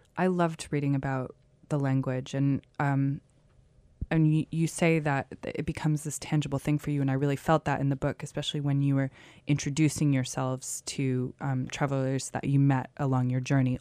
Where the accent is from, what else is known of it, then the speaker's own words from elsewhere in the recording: United States; I'm from the States